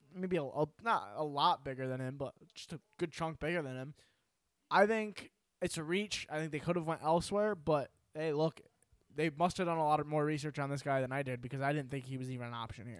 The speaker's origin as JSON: {"language": "English", "region": "New York", "country": "United States", "said": "We're from New York."}